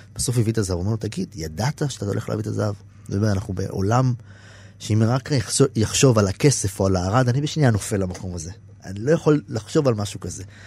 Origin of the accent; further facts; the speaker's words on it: Israel; אני קיבוצניק